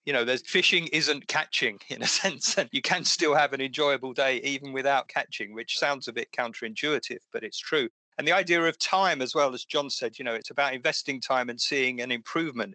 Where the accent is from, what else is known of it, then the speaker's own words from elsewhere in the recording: Essex, East of England, United Kingdom; I used to fish in the sea as well near where I grew up in Essex